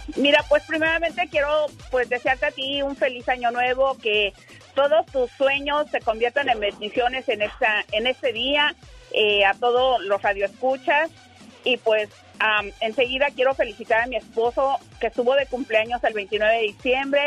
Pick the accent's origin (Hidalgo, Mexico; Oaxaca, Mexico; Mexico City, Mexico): Hidalgo, Mexico; moved away; los dos somos de Hidalgo.